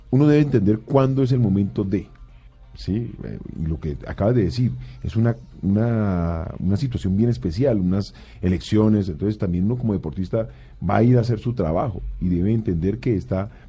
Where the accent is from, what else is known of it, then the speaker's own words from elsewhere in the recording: Cali, Valle del Cauca, Colombia; Es que yo soy de Cali, ¿eh?